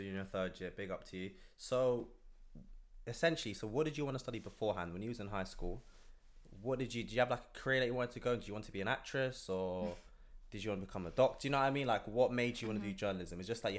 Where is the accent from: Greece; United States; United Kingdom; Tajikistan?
United Kingdom; London; As a Londoner